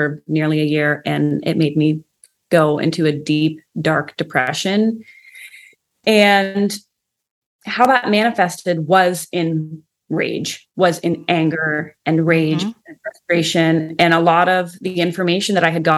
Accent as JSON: {"language": "English", "country": "Canada", "said": "I'm from Canada."}